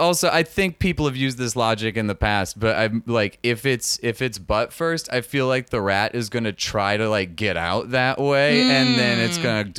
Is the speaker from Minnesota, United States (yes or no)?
yes; Minneapolis, Minnesota, United States; Minneapolis, Minnesota.